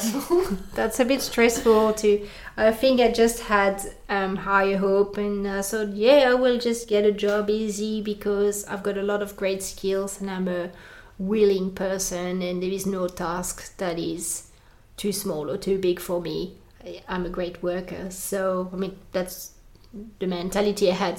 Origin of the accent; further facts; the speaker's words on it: France; accent: French; English is a second language; moved away as an adult; now in Australia; I come from France